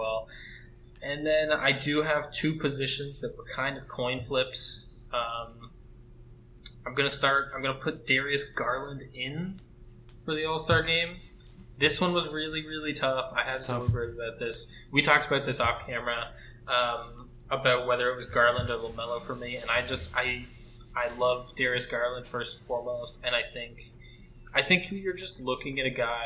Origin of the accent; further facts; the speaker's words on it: Canada; I'm Canadian